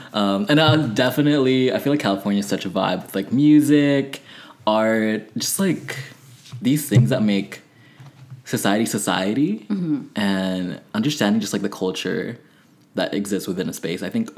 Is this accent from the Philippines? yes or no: yes; Philippines; also born or lived in Texas, United States / Berkeley, United States; now in United States; So I was born in the Philippines, you know, lived there. So I definitely have a huge connection to my culture and my identity as being Filipino.